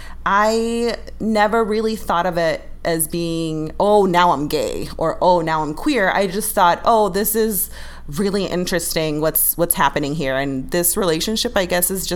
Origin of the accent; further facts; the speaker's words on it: Ecuador; living in Ecuador and growing up in Ecuador